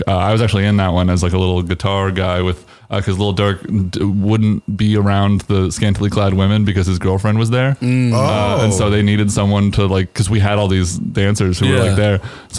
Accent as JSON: {"language": "English", "town": "Atlanta", "region": "Georgia", "country": "United States", "tie": "born or raised there", "said": "I mean, I grew up in Atlanta"}